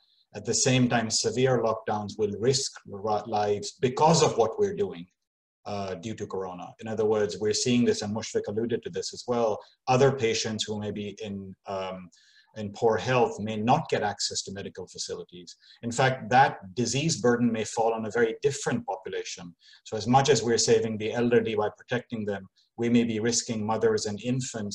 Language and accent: English; Kano, Kano State, Nigeria; moved away; I grew up in Kano